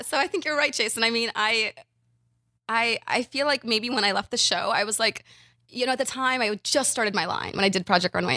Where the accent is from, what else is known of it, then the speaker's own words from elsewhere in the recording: Ukraine; moved away; I was from Ukraine, speak Russian, moved